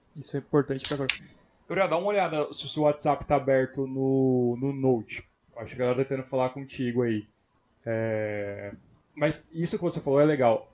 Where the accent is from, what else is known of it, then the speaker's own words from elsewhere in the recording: Brazil; Eu sou brasileiro